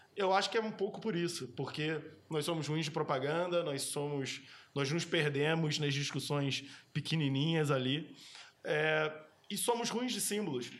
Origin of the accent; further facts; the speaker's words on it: Brazil; moved away as an adult; also born or lived in London / Germany; a primeira vez que eu saí do Brasil em 2005 eu fui morar eu morei em Londres